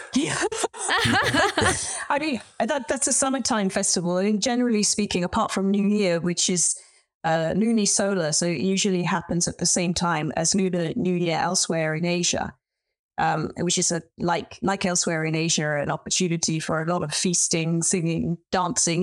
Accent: London, United Kingdom; moved away as an adult; also born or lived in Beijing, China; now in Oxford, United Kingdom; I was born and brought up in London, and I was privately educated

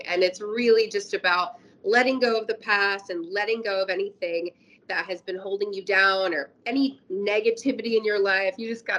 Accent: Kansas, United States; also born or lived in New Jersey; So I was born in New Jersey. And so I will always, New Jersey will always be, a special place. Most of my family lives in Jersey. And we moved to Kansas when I was a young kid and I grew up there.

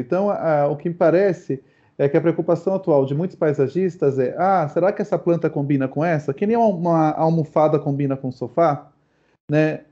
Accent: São Paulo, Brazil; mesmo sendo paulistano, nascido num bairro super denso, que foi Moema, em apartamento

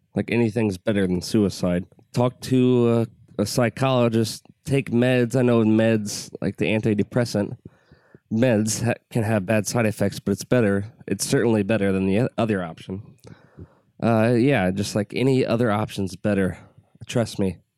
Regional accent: United States; I'm an American.

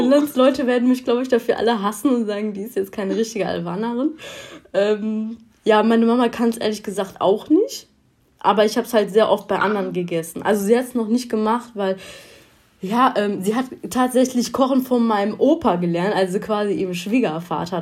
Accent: Germany; ich bin hier in Deutschland geboren, muss ich ehrlich sagen. Aber meine Eltern kommen aus dem Kosovo

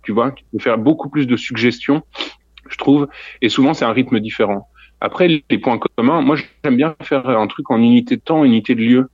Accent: Neuves-Maisons, Grand Est, France; now in Brussels, Belgium; je, suis français, je viens de Lorraine, d'un tout petit bled à côté de Nancy qui s'appelle Neuve Maisons. Et euh, ouais, non, je, je suis pas, je suis pas belge, mais je vis à Bruxelles maintenant.

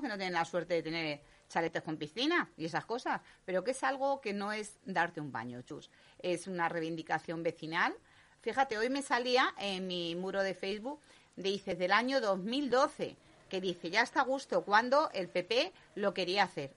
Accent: Leganés, Community of Madrid, Spain; Yo soy de Leganés

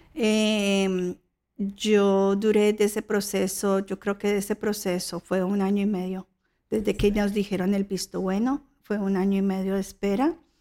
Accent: Colombia; now in Australia; Yo soy colombiana.

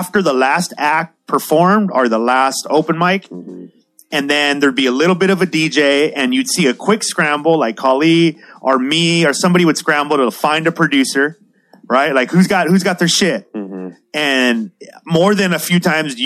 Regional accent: San Diego, California, United States; We're from San Diego

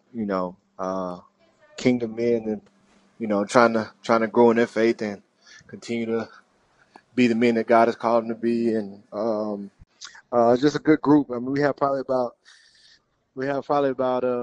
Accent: Mississippi, United States; moved away as an adult; now in New Orleans, United States; we're both, my wife and I, we're both from Mississippi.

